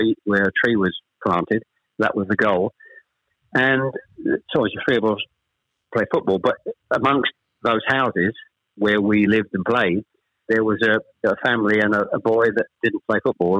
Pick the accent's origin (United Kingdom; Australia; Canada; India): United Kingdom; Chelmsford, East of England; also born or lived in Ashton-under-Lyne / Manchester; We actually moved south from Manchester. I was born in Ashton-under-Lyne. We actually moved south to Chelmsford when I was probably, I was the eldest of three, when I was probably about 7 or 8